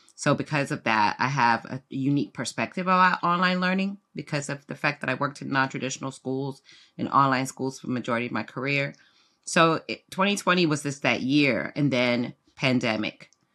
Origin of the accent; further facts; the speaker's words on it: South Florida, United States; also born or lived in London, United Kingdom; I'm from U K, was raised in South Florida, but, uh, I was born in London